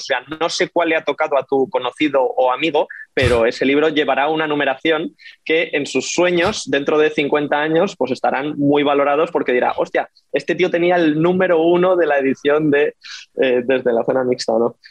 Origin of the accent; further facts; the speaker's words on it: Madrid, Community of Madrid, Spain; soy un periodista español de Madrid